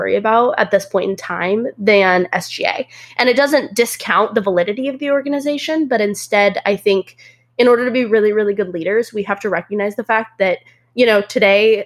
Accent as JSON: {"language": "English", "region": "Central Washington", "country": "United States", "moved": "as an adult", "lives_now": "Fort Worth, United States", "said": "I'm from Central Washington, about 2 hours outside of Seattle."}